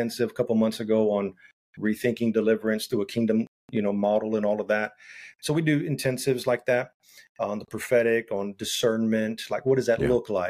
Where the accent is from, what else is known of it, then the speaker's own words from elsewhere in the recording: San Antonio, Texas, United States; I grew up in San Antonio, but I'm not fluent in Spanish